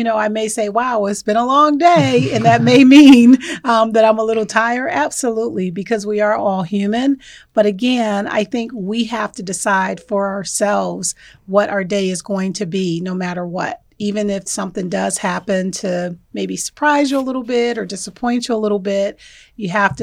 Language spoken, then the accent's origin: English; New Haven, Connecticut, United States; moved away as an adult; also born or lived in Jersey City, New Jersey / Dover, Delaware; now in Erie, United States; I actually was born in Jersey City, New Jersey. And I was raised in New Haven, Connecticut